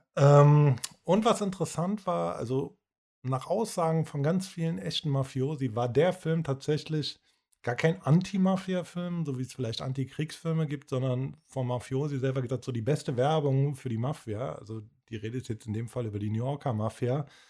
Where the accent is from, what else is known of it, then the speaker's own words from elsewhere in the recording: Cologne, North Rhine-Westphalia, Germany; wir hier als Kölner